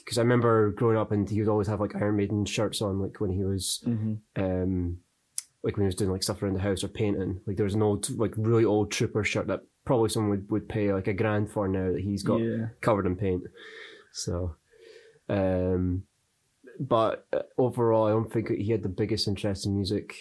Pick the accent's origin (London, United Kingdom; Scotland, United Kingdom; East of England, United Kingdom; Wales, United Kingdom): Scotland, United Kingdom; Dunfermline; also born or lived in Dundee / Arbroath; Raised in Dunfermline, born in Dundee, and lived the first 7 years of my life in Arbroath